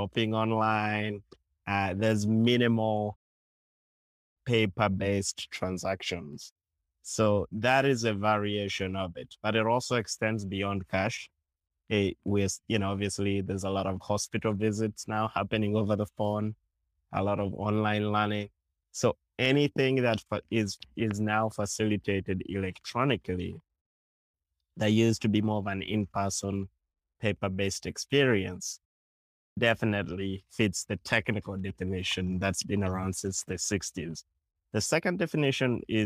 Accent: Uganda; I grew up in Uganda

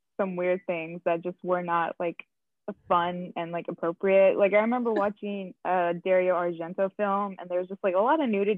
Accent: Texas, United States; I am from Texas

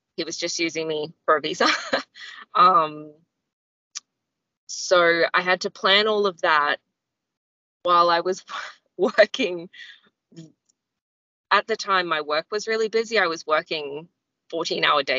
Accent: Australia; also born or lived in Nepal; I'm an Australian.

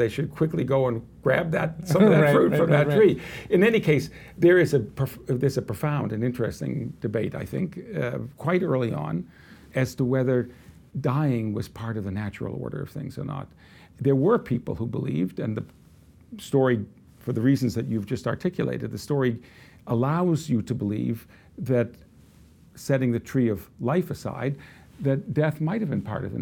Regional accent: United States; I'm an American in the 21st century

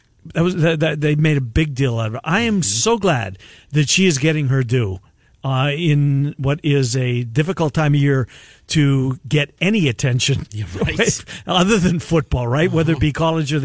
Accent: Canada; I'm a Canadian kid

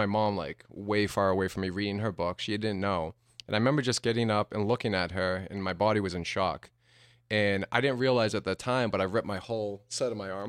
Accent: New Hampshire, United States; Uh, New Hampshire.

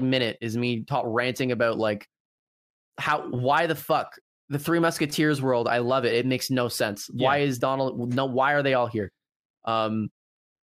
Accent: Canada; accent: Canadian

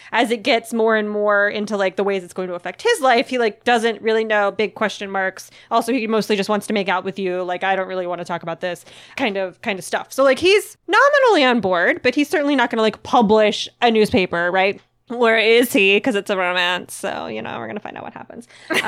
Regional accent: Puerto Rico; I'm from Puerto Rico and would like to read more not only about my island, but the ones around me as well.

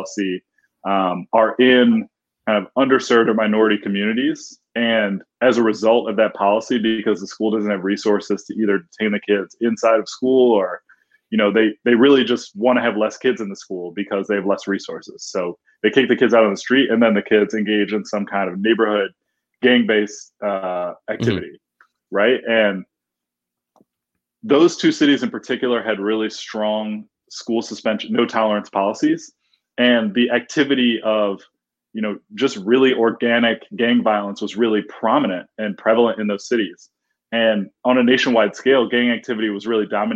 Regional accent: Detroit, Michigan, United States; the city of Detroit, which is obviously my hometown

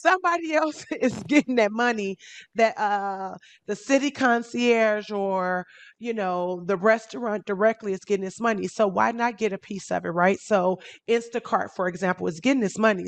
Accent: Chicago, Illinois, United States; now in Miami, United States; I'm originally from Chicago

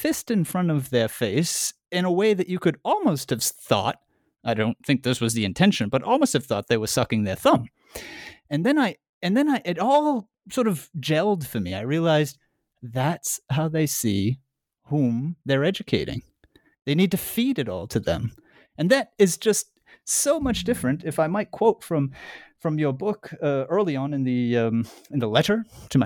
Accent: United States; I'm American

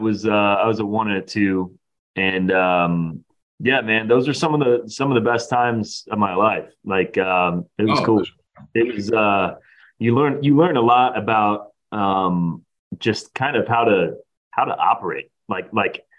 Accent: Tampa Bay area, Pinellas County, Florida, United States; I grew up here in the Tampa Bay area in Pinellas County

